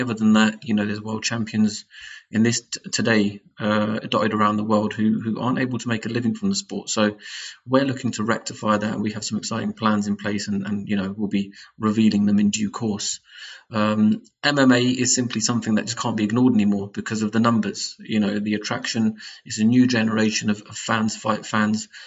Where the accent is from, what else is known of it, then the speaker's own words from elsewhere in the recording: United Kingdom; our own backgrounds as British Asians